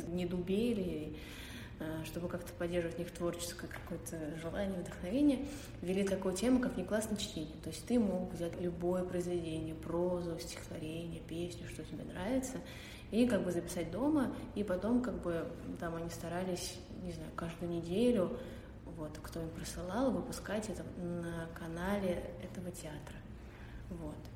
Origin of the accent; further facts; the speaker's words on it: Dmitrov, Moscow Oblast, Russia; Я из Подмосковья, из города Дмитров